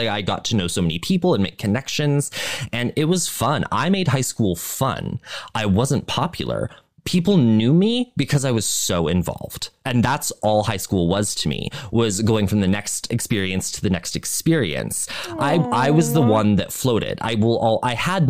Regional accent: Montana, United States; growing up in Montana, it's a different experience

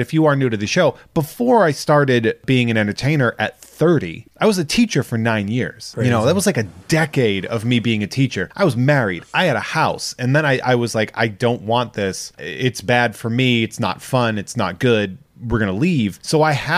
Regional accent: Charlton, United States; I taught in my hometown

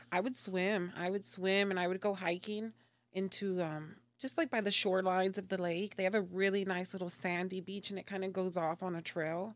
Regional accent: Dallas, Texas, United States; moved away as an adult; now in Tulsa, United States; was born and raised in Dallas, actually. So, um, I spent about thirty-four years out there

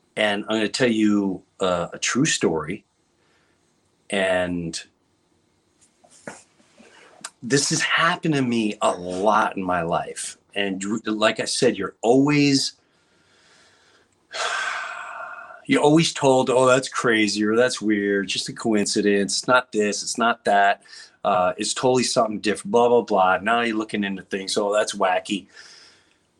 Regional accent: Long Island, New York, United States; moved away; also born or lived in Florida; I grew up in Long Island

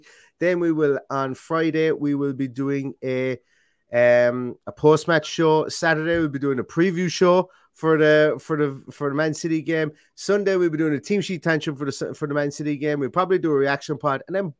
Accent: Limerick, Munster, Ireland; I'm from Limerick. It's closer to Cork than Derry is.

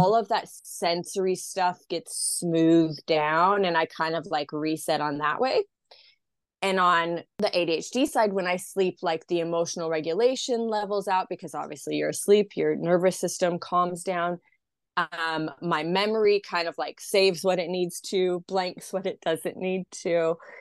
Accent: Idaho, United States; moved away as an adult; now in Australia; I'm from Idaho originally. So it's, like, very rural, very conservative.

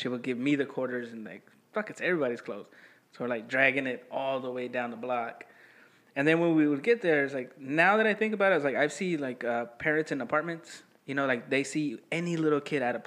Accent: Texas, United States; I'm from Texas.

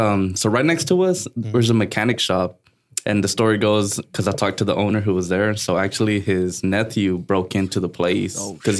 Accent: Dalton, Georgia, United States; Born and raised here

